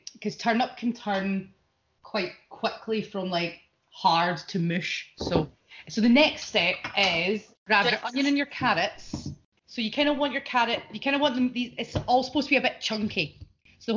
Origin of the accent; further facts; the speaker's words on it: Glasgow, Scotland, United Kingdom; moved away as an adult; also born or lived in Edinburgh; now in London, United Kingdom; back in Glasgow, and I've been down in London quite a long time now